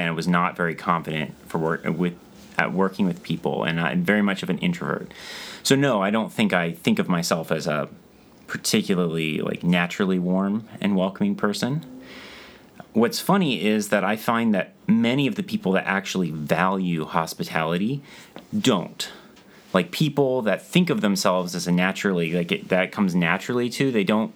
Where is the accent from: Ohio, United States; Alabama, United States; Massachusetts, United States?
Ohio, United States; also born or lived in Dallas, Texas; now in Boston, United States; I'm originally from Ohio, but I'd been living in Texas and moved up here.